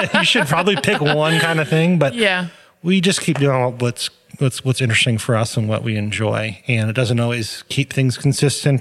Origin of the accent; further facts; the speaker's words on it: Massachusetts, United States; moved away as an adult; also born or lived in Europe; I'm from Massachusetts